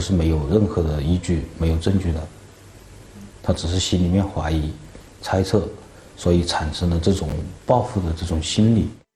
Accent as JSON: {"language": "Chinese", "town": "Lianyuan", "region": "Hunan", "country": "China", "accent": "Lianyuan dialect", "said": "我们使用我们连员的本地方言跟他交流"}